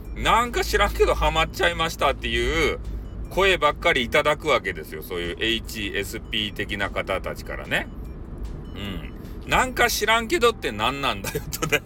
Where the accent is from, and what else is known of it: Hakata, Fukuoka, Japan; accent: Hakata-ben